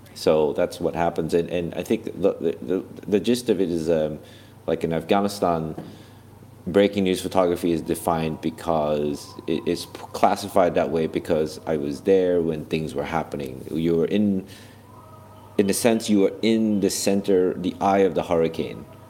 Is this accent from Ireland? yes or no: no; Malaysia; first language English; moved away as an adult; now in United States; as a kid growing up in Malaysia